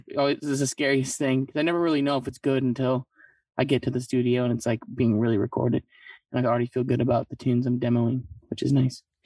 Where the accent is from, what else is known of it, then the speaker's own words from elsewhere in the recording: Midland, Michigan, United States; also born or lived in Grand Rapids, Michigan / Saginaw, Michigan; born in Grand Rapids, but uh, raised in Saginaw Midland area